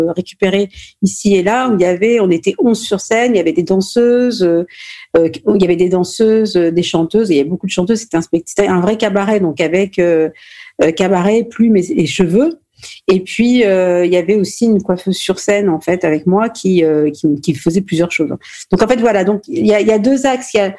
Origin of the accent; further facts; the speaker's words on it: Normandy, France; Je suis née en France, je suis née en Normandie.